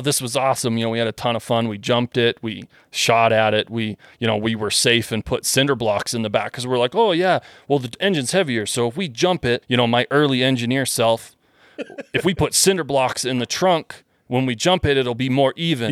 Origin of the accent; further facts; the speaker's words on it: Western Canada, Canada; moved away; I'm from Western Canada.